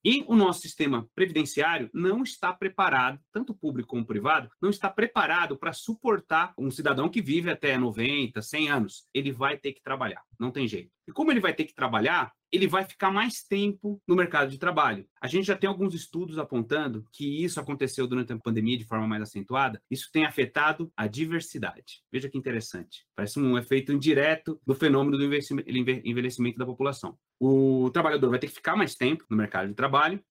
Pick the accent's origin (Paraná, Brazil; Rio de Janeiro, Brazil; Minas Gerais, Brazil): Minas Gerais, Brazil; Belo Horizonte; eu sou de Belo Horizonte, Minas Gerais